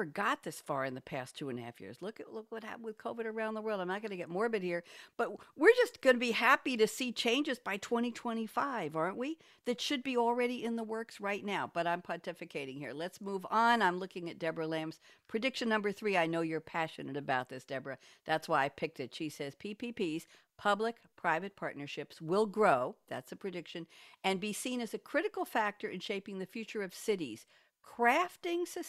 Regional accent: New York, United States; moved away as an adult; now in Durham, United States; I'm a New Yorker, born and bred

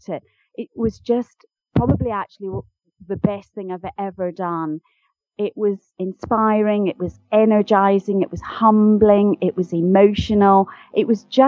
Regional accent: Glasgow, Scotland, United Kingdom; accent: Scottish; I am indeed Scottish, and as I'm very fond of saying, I'm a posh Glaswegian, and sometimes people don't think that's true, but I am from Glasgow

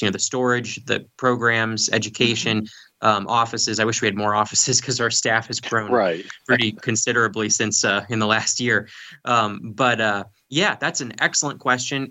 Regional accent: Gettysburg, Pennsylvania, United States; I grew up here in Gettysburg

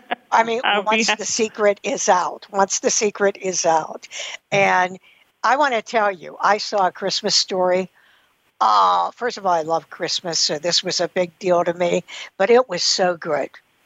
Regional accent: New Galilee, Pennsylvania, United States; I grew up in a rural area, I grew up in New Galilee. So it was, you know, I grew up in where my mother originally lived, the homestead.

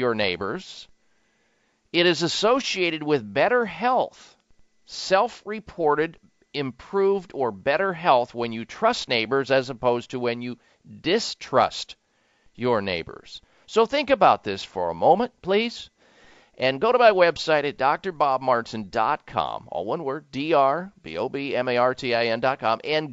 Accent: Midwest, United States; moved away; also born or lived in lower Caribbean; growing up in the Midwest in Tornado Alley.

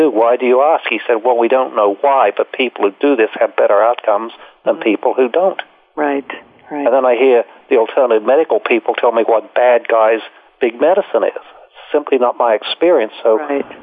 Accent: Australia; moved away; I came here from Australia and I stayed and.

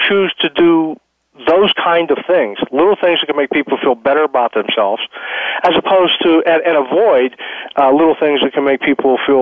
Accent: Pittsburgh, Pennsylvania, United States; moved away; I grew up in Pittsburgh

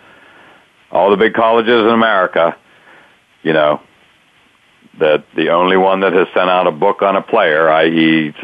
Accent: Pittsburgh, Pennsylvania, United States; I'm from Pittsburgh

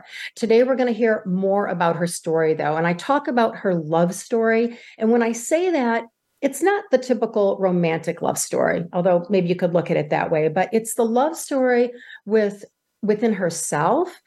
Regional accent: Michigan, United States; I'm from Michigan. It's a very, very prestigious school here

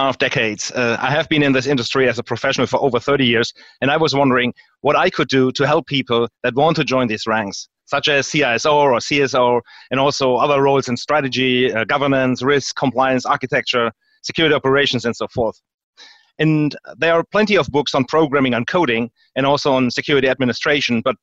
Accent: Germany; moved away as an adult; also born or lived in United States; now in Houston, United States; I was born here, but I grew up in Europe and Germany

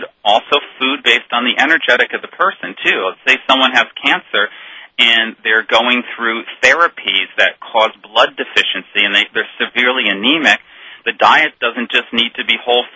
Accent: Northeast, United States; now in Ashland, United States; I'm actually from the Northeast

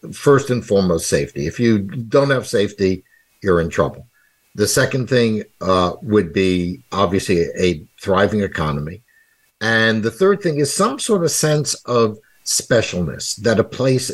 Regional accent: Valley Stream, New York, United States; accent: New York; moved away; also born or lived in Heidelberg, Germany / Brooklyn, New York; Moved to Long Island when I was five, and grew up more or less in the shadow of New York City, 32 minutes by train.

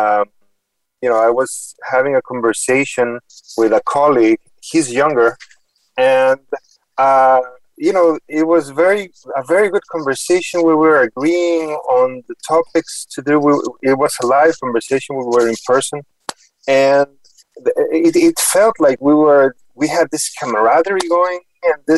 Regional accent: Mexico; moved away as an adult; also born or lived in Houston, United States / New York City, United States; now in Boston, United States; the whole family moved to Mexico, and I stayed there until my early 20s

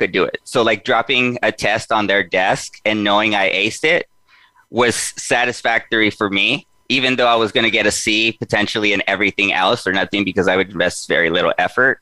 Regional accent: Los Angeles, California, United States; I was born and raised in East Los Angeles. So I grew up in the 80s and 90s there

